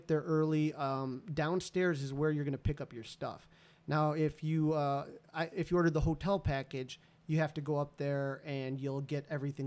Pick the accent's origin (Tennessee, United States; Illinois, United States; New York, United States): Illinois, United States; Chicago